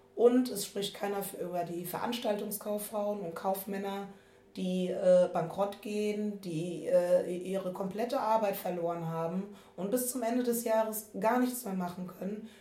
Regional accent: Germany; ich bin aus dem Rheinland, nur weil wir Karneval feiern

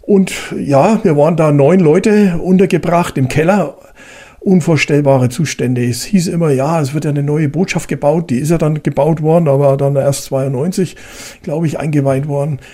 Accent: Germany; Bei uns in Deutschland

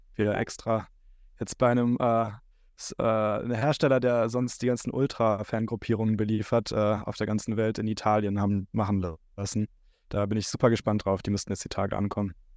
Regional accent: Neuss, North Rhine-Westphalia, Germany; aus Neuss, aus meiner Heimatstadt

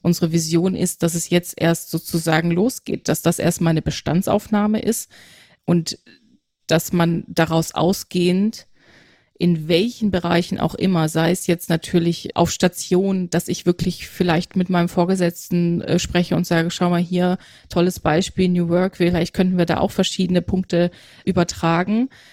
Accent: Aalen, Baden-Württemberg, Germany; moved away as an adult; also born or lived in Münster / Hamburg; now in Nuremberg, Germany; Geboren bin ich in Münster. Ah. Mhm, genau, aufgewachsen in Aalen, in, im Schwäbischen

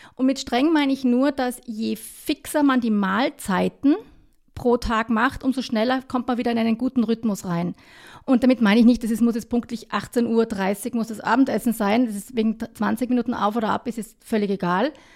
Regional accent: Kitzbühel, Tyrol, Austria; now in Vienna, Austria; Beide ursprünglich aus dem Unterland

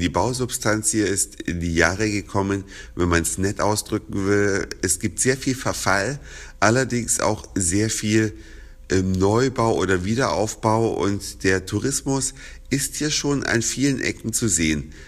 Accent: Germany; bei uns in Deutschland

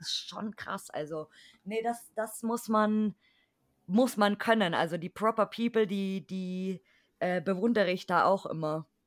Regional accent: Bavaria, Germany; ich als Bayer bin natürlich katholisch, weil hier sind alle

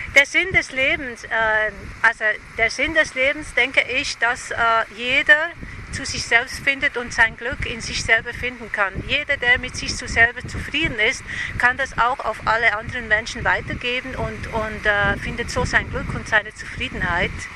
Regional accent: Switzerland; accent: Swiss; moved away as an adult; now in Ibiza, Spain; ich bin Schweizerin, das hört man.

